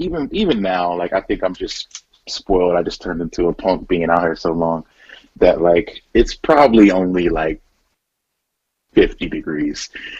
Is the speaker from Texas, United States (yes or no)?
no; Philadelphia, Pennsylvania, United States; Well, I loved Philly. I think just being in a place that was so culturally, you know, blossoming and colorful, it was really dope.